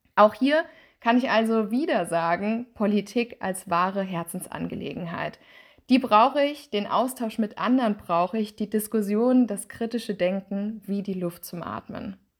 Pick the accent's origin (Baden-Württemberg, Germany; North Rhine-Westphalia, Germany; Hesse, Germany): Hesse, Germany; Ober-Mörlen; moved away as an adult; also born or lived in Mannheim / Nürnberg / Freiburg; Ich bin in Obermölln aufgewachsen